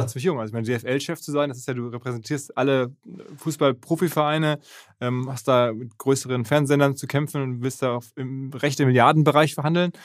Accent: Essen, North Rhine-Westphalia, Germany; ich bin ja Essener

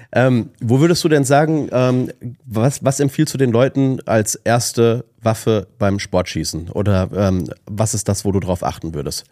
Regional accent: Ruhr area, North Rhine-Westphalia, Germany; ich komme aus, aus dem Ruhrgebiet

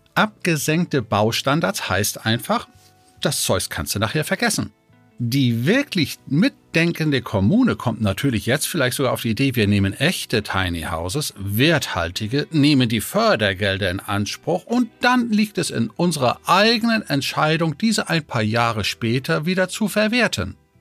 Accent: Denmark; now in Germany; gebürtiger Däne

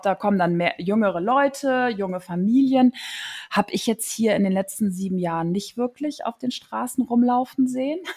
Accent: Neuss, North Rhine-Westphalia, Germany; moved away as an adult; also born or lived in Mönchengladbach / Zons / Cologne; now in Kiel, Germany; Ich äh, bin groß geworden in Neuss

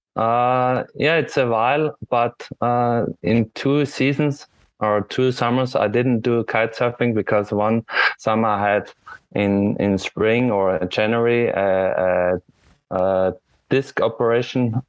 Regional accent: Austria; from Austria

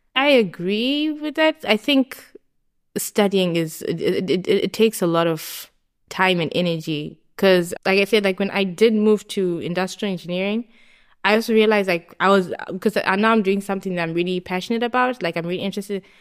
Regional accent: Harare, Zimbabwe; moved away as an adult; now in Kleve, Germany; I grew up in Zimbabwe, in Harare, And I did all my high school, my primary school, everything

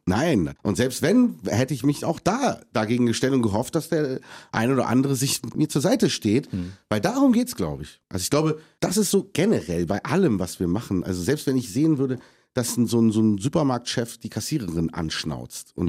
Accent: Germany; ich bin Deutscher, ich liebe Deutschland, das ist mein Heimatland

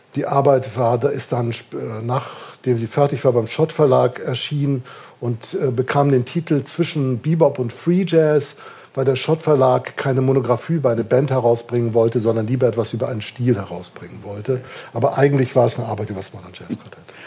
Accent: Kiel, Schleswig-Holstein, Germany; now in Darmstadt, Germany; Ich bin in Kiel geboren und aufgewachsen

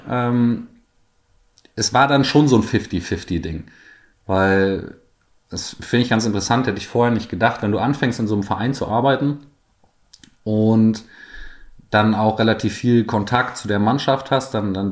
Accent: Heidenheim, Baden-Württemberg, Germany; Schaut einfach mal vorbei und äh, guckt euch das an, wie es bei uns in Heidenheim ist.

